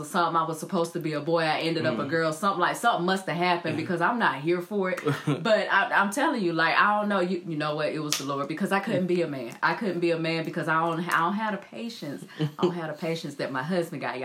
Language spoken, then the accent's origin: English; High Point, North Carolina, United States; moved away as an adult; now in California, United States; I'm from the South, you know, I'm from High Point